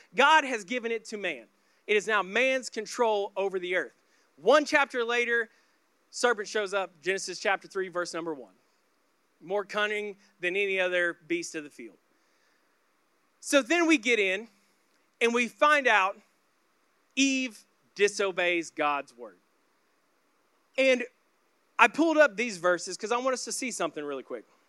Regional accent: Oklahoma, United States; I grew up in the Bible Belt of Oklahoma

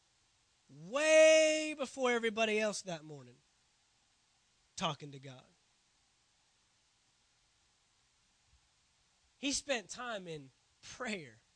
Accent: Dallas, Texas, United States; I grew up in the Dallas area

